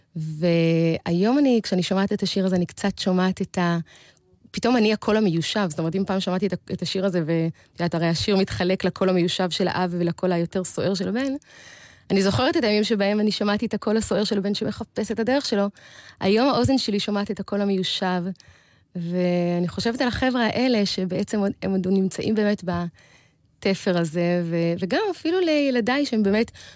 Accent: Beersheba, Southern District, Israel; גדלתי בבאר שבע

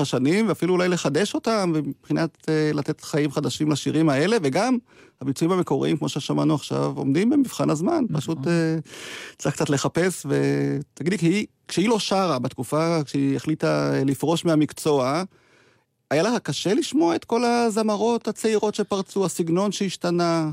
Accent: Degania Alef, Northern District, Israel; אני גדלתי בקיבוץ, דגניה א'

